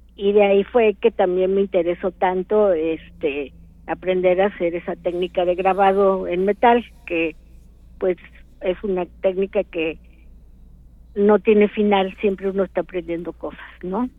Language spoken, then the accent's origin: Spanish; Orizaba, Veracruz, Mexico; yo soy de Orizaba